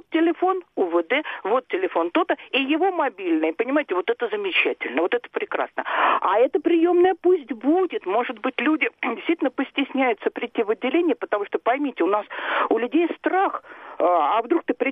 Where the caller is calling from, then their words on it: Moscow, Russia; А, здравствуйте, я из Москвы.